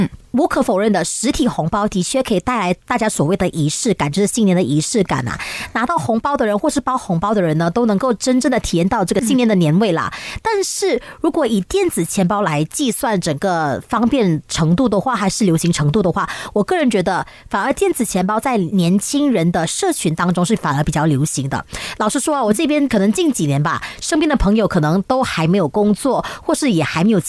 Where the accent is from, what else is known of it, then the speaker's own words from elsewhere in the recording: Malaysia; 海外，也就是我们马来西亚了。